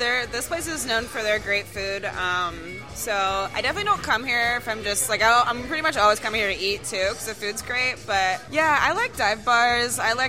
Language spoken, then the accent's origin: English; California, United States; now in Philadelphia, United States; I'm from California, so I really have only been like legally drinking in Philadelphia.